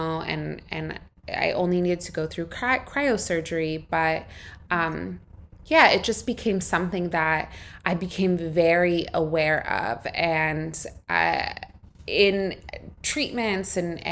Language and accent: English; United States; moved away; I grew up in the States. My parents immigrated to California from Egypt